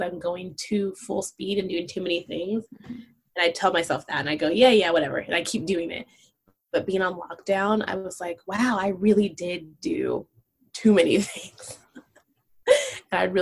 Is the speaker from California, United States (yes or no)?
yes; Los Angeles, California, United States; I have a different experience growing up in Los Angeles than as a Black person